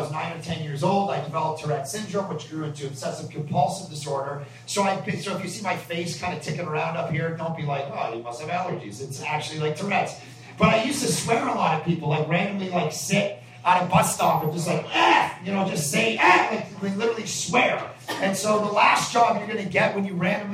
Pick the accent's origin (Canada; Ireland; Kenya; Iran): Canada; Ajax, Ontario; moved away as an adult; now in Vancouver, Canada; We're from Toronto. We're from Ajax.